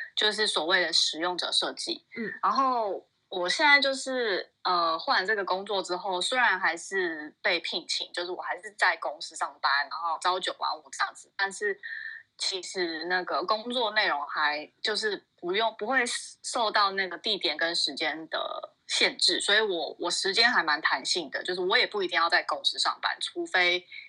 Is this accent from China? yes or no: no; Taiwan; moved away as an adult; now in United States; 我爸爸就以前就是在美国念书，然后嗯他就在美国生，生下我，所以我已经是美国公民了，所以我有点就是幸运，就我很幸运，就是我就是在哦。美国出生的，所以我一出生就有公民，但是我五岁的时候，我爸妈就搬回去台湾了嗯。，所以我其实 我其实不是什么 A B C，就是我英文没有到超好，就是英文不是我的主要美语，然后我的文化也是比较台湾，因为我，我之后就是国小、国中、高中都是在台湾嗯。就读的，所以我还，我算是蛮台的